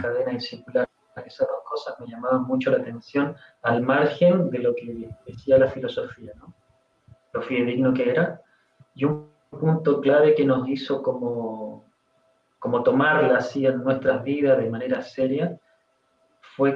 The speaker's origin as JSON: {"language": "Spanish", "country": "Chile", "moved": "as an adult", "lives_now": "Argentina", "said": "yo vivo en Argentina, pero soy chileno"}